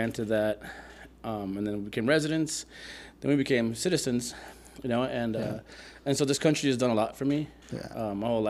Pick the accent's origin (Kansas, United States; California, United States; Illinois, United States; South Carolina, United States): California, United States; San Mateo; also born or lived in Lima, Peru; So I'm from San Mateo, California. You know, the Bay Area.